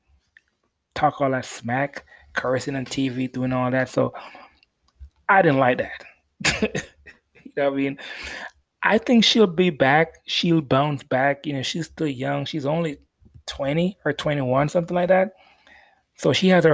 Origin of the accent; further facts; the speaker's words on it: Jamaica; I'm Jamaican.